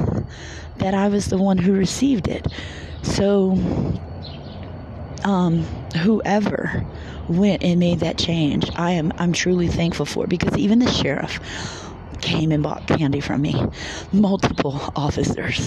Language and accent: English; Louisiana, United States; moved away as an adult; this is my hometown, there are people that I grew up with there.